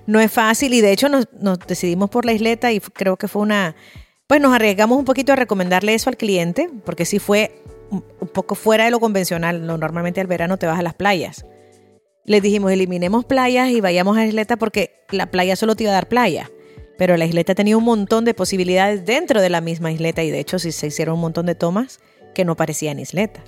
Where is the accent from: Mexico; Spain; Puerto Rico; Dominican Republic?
Spain; los españoles sabemos de fútbol